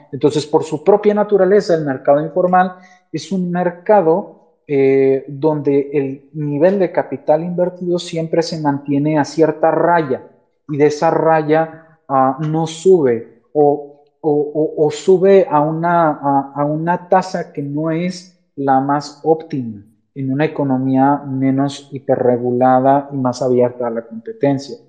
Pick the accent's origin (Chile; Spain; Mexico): Mexico; como mexicanos